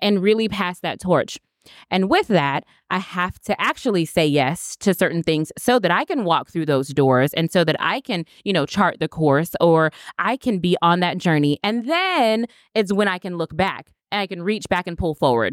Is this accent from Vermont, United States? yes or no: no; Winter Haven, Florida, United States; now in Orlando, United States; I am from Winter Haven, Florida. I graduated from the University of Florida, so I'm a true Floridian